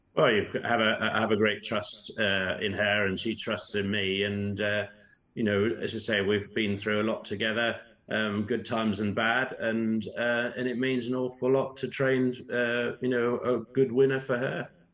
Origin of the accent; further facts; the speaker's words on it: Norfolk, East of England, United Kingdom; now in Banbury, United Kingdom; my hometown